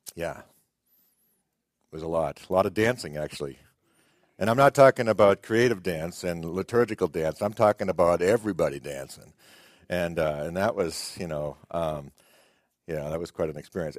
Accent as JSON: {"language": "English", "town": "Boston", "region": "Massachusetts", "country": "United States", "said": "I'm from Boston"}